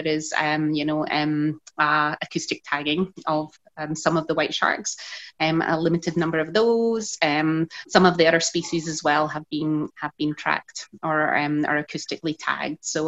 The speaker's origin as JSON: {"language": "English", "region": "Scotland", "country": "United Kingdom", "tie": "born or raised there", "moved": "as an adult", "lives_now": "Mossel Bay, South Africa", "said": "Growing up in Scotland"}